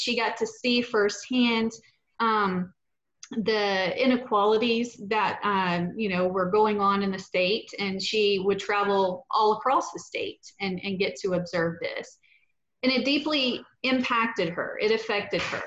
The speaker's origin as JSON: {"language": "English", "town": "Petal", "region": "Mississippi", "country": "United States", "tie": "born or raised there", "moved": "yes", "lives_now": "Houston, United States", "said": "I grew up in Petal, Mississippi, and like you said, just right there adjacent to Hattiesburg"}